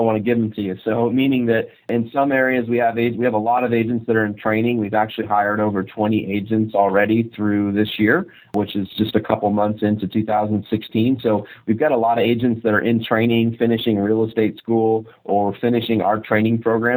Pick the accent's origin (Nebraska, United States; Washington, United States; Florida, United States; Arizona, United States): Arizona, United States; Glendale; Glendale, Arizona, which is about 40 minutes from Tempe. It's actually my hometown